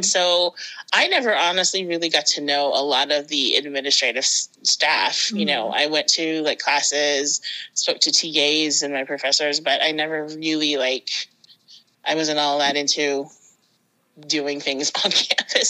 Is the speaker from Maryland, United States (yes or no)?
yes; Maryland, United States; moved away as an adult; now in Massachusetts, United States; I'm originally from Maryland, and I got married and moved up to Massachusetts